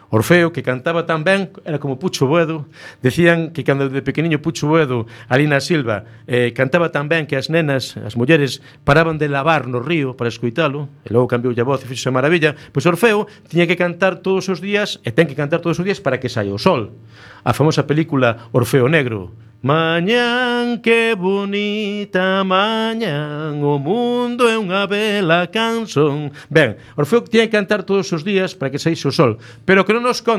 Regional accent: A Coruña, Galicia, Spain; Son de Monte Alto, desde pequeniño, polos pelames, por aí choutando

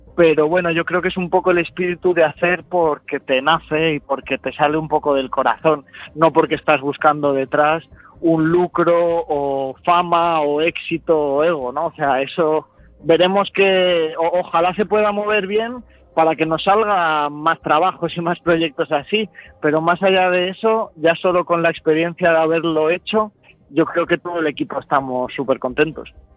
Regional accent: Alicante, Valencian Community, Spain; yo soy de Alicante

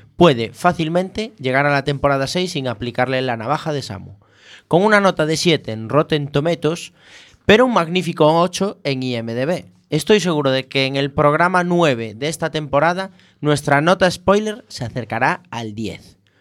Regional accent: Spain; somos españoles

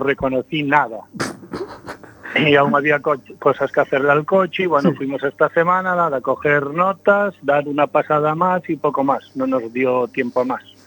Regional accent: Caión, Galicia, Spain; Mariscos Marenor, que es de mi pueblo, de Cayón

